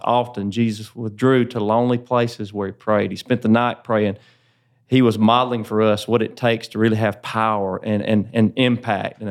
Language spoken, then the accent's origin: English; Woodruff, South Carolina, United States; That's actually where I grew up, so it's. Uh, neat opportunity the Lord has given me to be able to serve there in my hometown